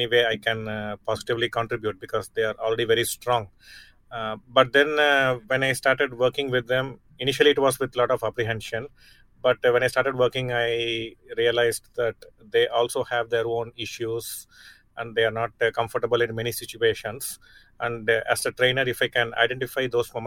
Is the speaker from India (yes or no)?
yes; Chennai, Tamil Nadu, India; my hometown, Chennai